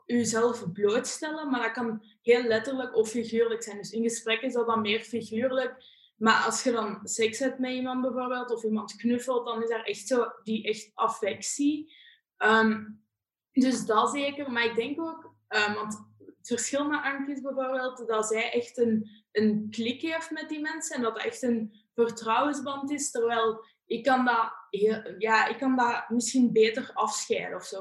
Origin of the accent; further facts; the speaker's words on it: near Leuven, Flanders, Belgium; also born or lived in Hasselt; Ik kom uit Bezemaan, dat ligt ongeveer bij Leuven.